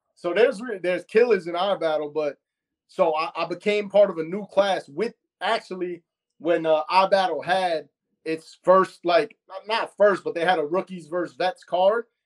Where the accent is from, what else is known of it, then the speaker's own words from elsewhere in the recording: New York City, New York, United States; I'm from Astoria, Queens